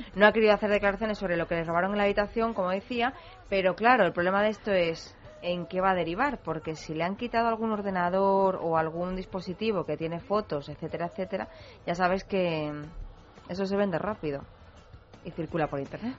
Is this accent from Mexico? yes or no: no; Andalusia, Spain; accent: Andalusian; now in Madrid, Spain; al principio de llegar a Madrid con el acento andaluz